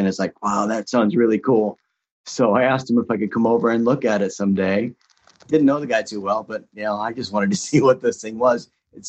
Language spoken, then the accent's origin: English; Seattle, Washington, United States; And I grew up in the Seattle area, so I wasn't too far from Microsoft.